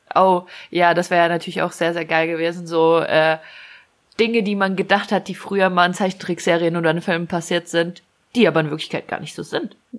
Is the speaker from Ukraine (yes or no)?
yes; Ukraine; moved away; bei uns in der Ukraine